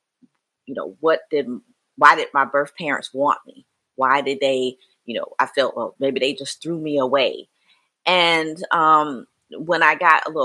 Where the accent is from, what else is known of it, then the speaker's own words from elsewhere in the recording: Mullins, South Carolina, United States; I was raised in Mullen, South Carolina. It's a small little town in here in South Carolina